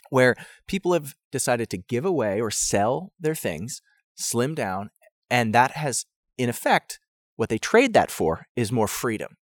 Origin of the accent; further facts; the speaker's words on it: United States; as an American